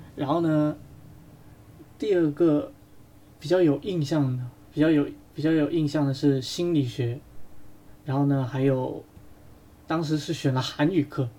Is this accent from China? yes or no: yes; China; 当时办里面除了我们中国人呢